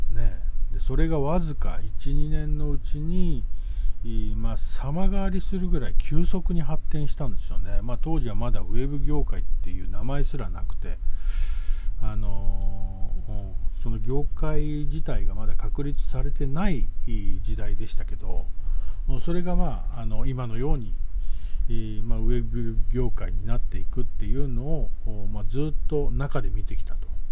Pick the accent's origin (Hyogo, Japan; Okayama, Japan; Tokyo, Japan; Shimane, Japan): Tokyo, Japan; now in Yuge Island, Ehime, Japan; 1970年江戸下町さん、え深川っていうエリアでね生まれ育ったチャキチャキの江戸っ子